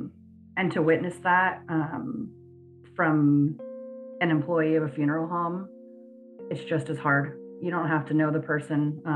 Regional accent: San Francisco, California, United States; I am. I'm from San Francisco.

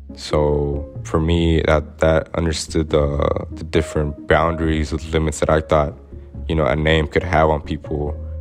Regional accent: Little Rock, Arkansas, United States; born or raised there

